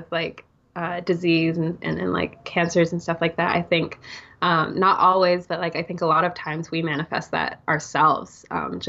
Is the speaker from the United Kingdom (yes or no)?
no; Singapore; I'm from Singapore, right? It's very fast paced city life.